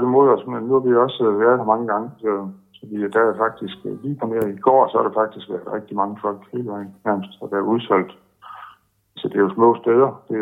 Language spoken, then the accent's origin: Danish; Denmark; vi kommer med som danskere